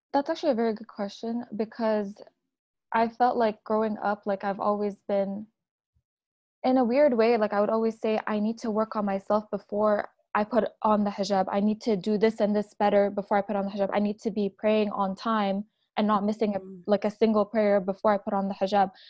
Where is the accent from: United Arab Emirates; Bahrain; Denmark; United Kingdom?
United Arab Emirates; Abu Dhabi; also born or lived in Lebanon; now in Canada; I am also born and raised in the UAE in Abu Dhabi.